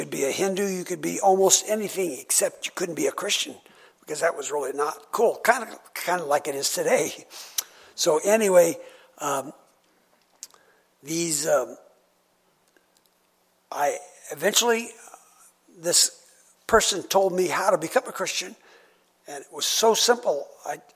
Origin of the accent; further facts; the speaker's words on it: United States; I'm an American